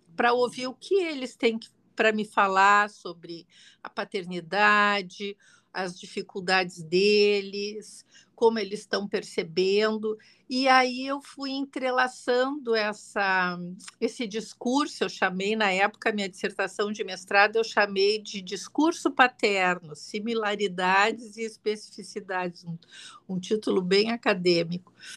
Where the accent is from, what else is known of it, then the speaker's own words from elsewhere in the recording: Rio Grande do Sul, Brazil; also born or lived in Porto Alegre; eu sou aqui do Rio Grande do Sul, você, uh, uh, moro em Porto Alegre